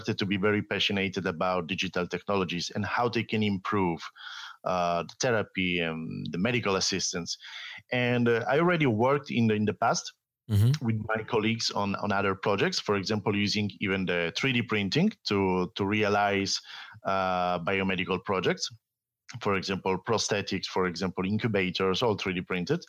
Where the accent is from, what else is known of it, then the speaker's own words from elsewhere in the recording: Italy; English is a second language; also born or lived in France / Austria; I'm Italian